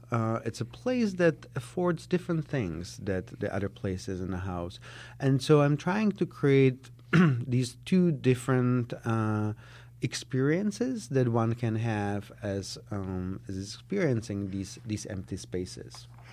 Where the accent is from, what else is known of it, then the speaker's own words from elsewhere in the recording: Prague, Czechia; English is a second language; moved away as an adult; also born or lived in Israel; now in Chicago, United States; I was born in Prague, in Czechoslovakia, uh, back on the other side of the wall. Um, uh, I grew up there.